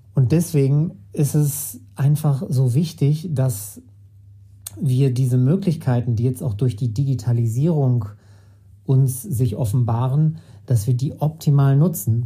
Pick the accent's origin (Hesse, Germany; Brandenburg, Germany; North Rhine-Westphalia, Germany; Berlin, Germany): North Rhine-Westphalia, Germany; Sauerland; Ich hatte 2012 mit Gerard Goodrow einen Kunstverein im Sauerland in meiner Heimatstadt gegründet